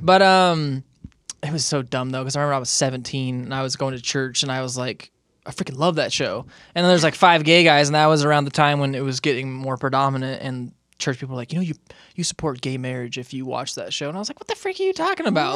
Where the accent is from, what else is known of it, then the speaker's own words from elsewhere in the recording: Moreno Valley, California, United States; now in Utah, United States; I grew up in Moreno Valley